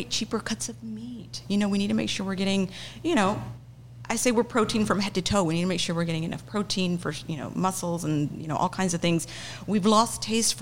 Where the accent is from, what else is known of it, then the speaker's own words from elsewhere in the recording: Oklahoma, United States; now in Rio Grande Valley, United States; I grew up in Oklahoma. We had a Mennonite community in a small town in Oklahoma.